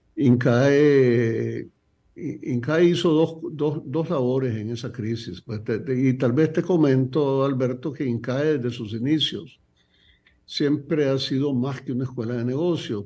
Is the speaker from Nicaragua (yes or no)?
yes; Nicaragua; yo siendo nicaragüense